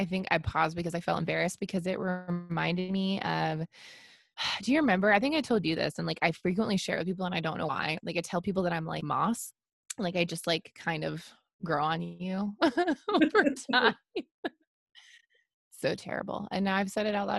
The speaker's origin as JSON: {"language": "English", "region": "Washington", "country": "United States", "tie": "born or raised there", "also_born_or_lived": "Tacoma, Washington", "said": "growing up in Washington. Our sky is gray often"}